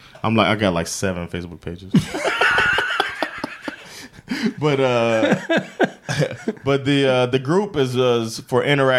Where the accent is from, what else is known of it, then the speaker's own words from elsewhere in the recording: Sweden; English is a second language; especially from such a different perspective as growing up in Sweden